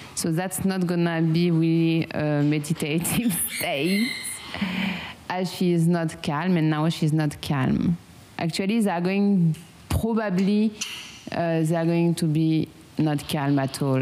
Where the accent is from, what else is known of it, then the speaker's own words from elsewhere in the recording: France; accent: strong French accent; English is a second language; now in Vietnam; I have a strong French accent